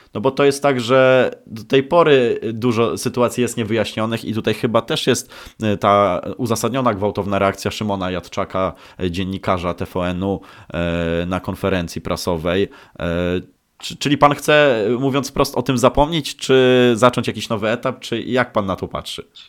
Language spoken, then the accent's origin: Polish; Szczecin, West Pomeranian Voivodeship, Poland; Ja pochodzę ze Szczecina